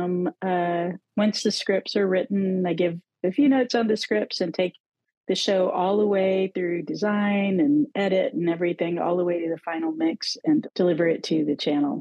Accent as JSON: {"language": "English", "region": "Texas", "country": "United States", "said": "I'm from Texas"}